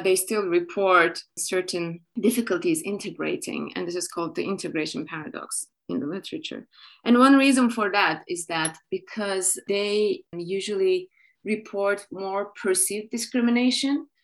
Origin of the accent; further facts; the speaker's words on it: Turkey; moved away as an adult; also born or lived in United States / United Kingdom; now in Germany; I'm from Turkey